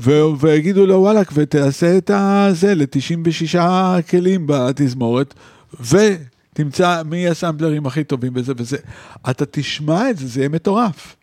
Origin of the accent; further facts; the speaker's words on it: Israel; moved away as an adult; also born or lived in Paris, France / New York, United States; אני מישראל